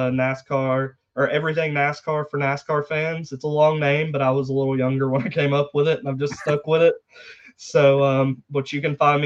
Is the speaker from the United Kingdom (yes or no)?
no; about 45 minutes from Dawsonville, Georgia, United States; about 45 minutes away from Dawsonville, Georgia